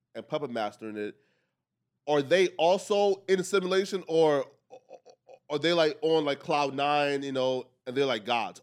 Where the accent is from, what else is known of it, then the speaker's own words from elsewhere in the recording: Liberia; moved away; I'm from Africa, right? I was actually born in Liberia.